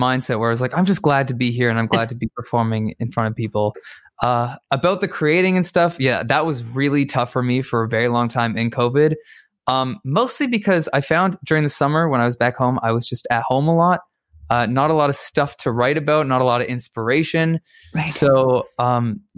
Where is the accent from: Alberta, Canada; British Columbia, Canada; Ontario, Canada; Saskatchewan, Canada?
Ontario, Canada; Toronto; moved away as an adult; now in Boston, United States; I'm from Toronto